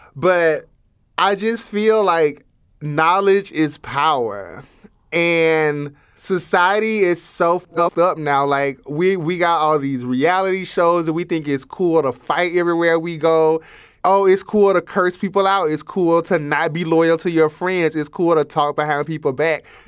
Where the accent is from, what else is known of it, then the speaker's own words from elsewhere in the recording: Alabama, United States; moved away; also born or lived in South Dakota; growing up in Alabama